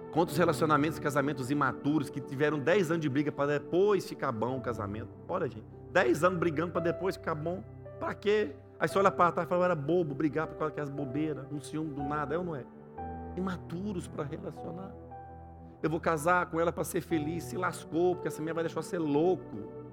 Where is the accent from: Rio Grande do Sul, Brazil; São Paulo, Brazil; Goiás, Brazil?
Goiás, Brazil; now in Swindon, United Kingdom; eu que vim de Goiás